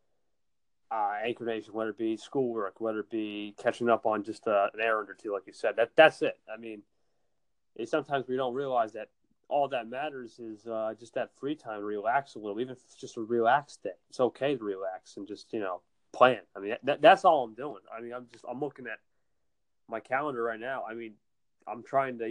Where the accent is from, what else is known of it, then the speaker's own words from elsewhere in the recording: New Jersey, United States; I'm from NJ, New Jersey